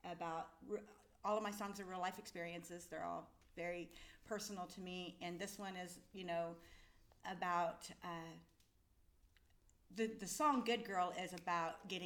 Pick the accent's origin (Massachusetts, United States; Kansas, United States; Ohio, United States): Kansas, United States; Iola; I'm from Iola